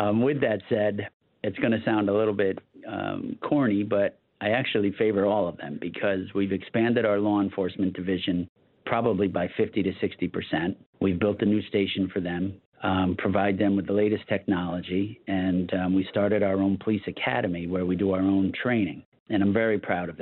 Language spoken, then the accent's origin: English; Bethlehem, New York, United States; also born or lived in Colonie, New York; I was born and raised in this county. I was born in the town of Colony, and at a very, very, very young age, went down and grew up in Bethlehem